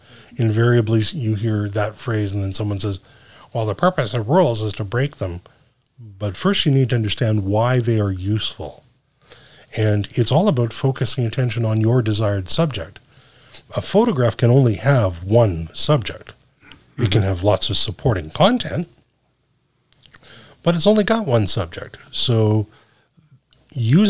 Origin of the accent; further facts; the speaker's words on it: Canada; I'm Canadian.